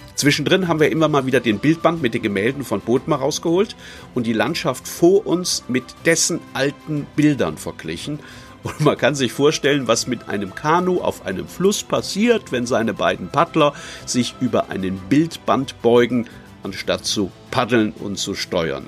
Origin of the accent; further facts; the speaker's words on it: Neuwied, Rhineland-Palatinate, Germany; Ich komme wie unser Prinz aus Neuwied